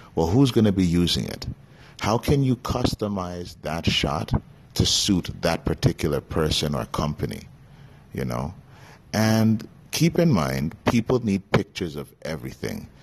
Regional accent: Canada; Me being born and raised in Canada

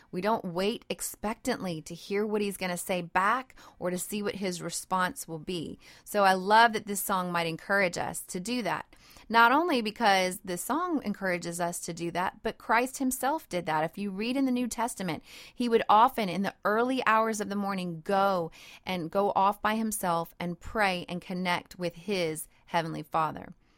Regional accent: Cajun country, South Louisiana, United States; I'm a Cajun girl, and I live in Cajun country in South Louisiana

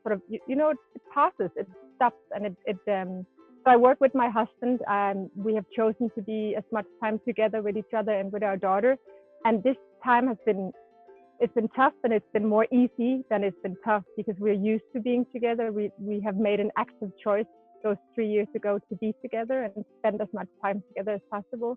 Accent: Denmark; first language Danish; English is a second language; moved away as an adult; now in Mallorca, Spain; I'm from Denmark

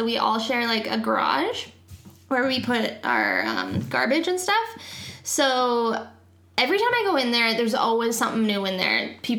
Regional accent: Canada; also born or lived in Calgary; we're super into being Canadian and mm-hmm. we live in Calgary, which is a great city

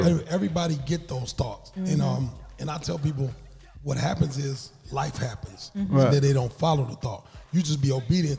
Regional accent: Mississippi, United States; now in Aurora, United States; I'm from Mississippi.

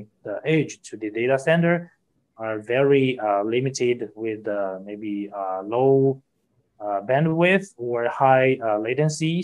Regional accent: Hangzhou, Zhejiang, China; I'm from Hangzhou, China, a beautiful city

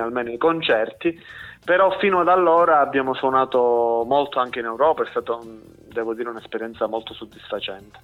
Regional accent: Mongrassano, Calabria, Italy; also born or lived in Cosenza; noi eh, siamo originari di Cosenza, siamo cresciuti a Mongrassano e adesso diciamo, io abito a Palo

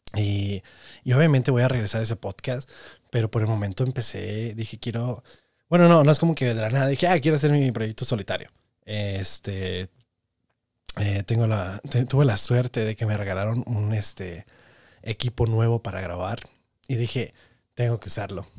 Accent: Tepic, Nayarit, Mexico; crecí en Tepic Nayarit

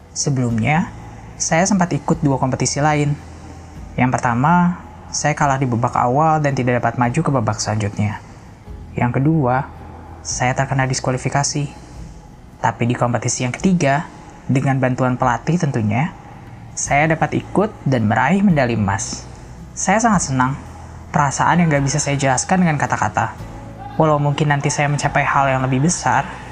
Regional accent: Iran; also born or lived in Afghanistan; now in Indonesia; Saya sebenarnya lahir di Iran sebagai pengungsi, karena kedua orang tua saya adalah pengungsi dari Afghanistan

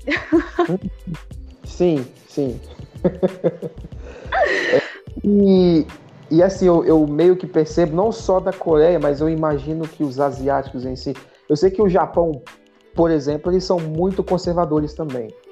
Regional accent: Brazil; eu sou brasileiro, eu sou brasileiro

